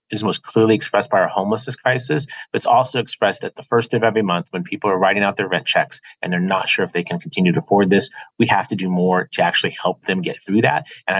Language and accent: English; San Diego, California, United States; I've been fortunate to serve my hometown of San Diego for a lot of years in public office